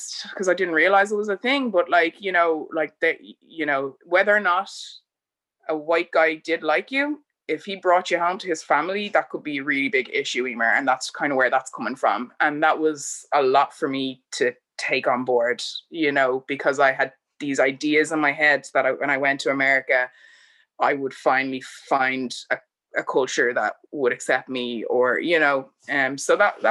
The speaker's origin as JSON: {"language": "English", "town": "Bray", "region": "Leinster", "country": "Ireland", "tie": "born or raised there", "also_born_or_lived": "United States", "said": "I'd say I'm from Bray"}